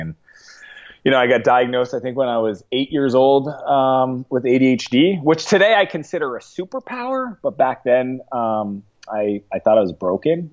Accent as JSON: {"language": "English", "region": "East Coast", "country": "Canada", "tie": "born or raised there", "moved": "as an adult", "lives_now": "San Francisco, United States", "said": "I grew up in Canada, so Canadian."}